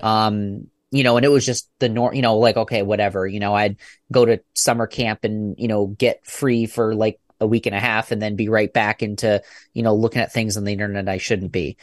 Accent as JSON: {"language": "English", "area": "about an hour and a half east of Toronto", "region": "Ontario", "country": "Canada", "tie": "born or raised there", "moved": "yes", "lives_now": "Michigan, United States", "said": "I was born and raised in Canada"}